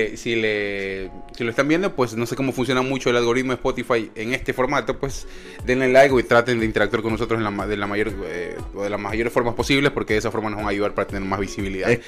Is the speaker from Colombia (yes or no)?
no; Ecuador; now in United States; somos ecuatorianos, estamos por acá, por los Estados Unidos